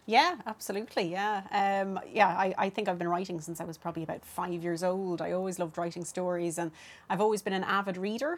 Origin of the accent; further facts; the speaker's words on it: Dublin, Leinster, Ireland; I grew up in Clondalkin, and there wasn't a whole lot going on then in Clondalkin